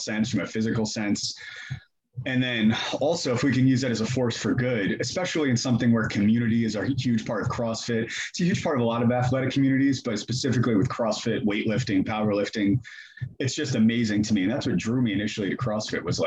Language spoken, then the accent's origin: English; New Jersey, United States; now in Atlanta, United States; I'm originally from New Jersey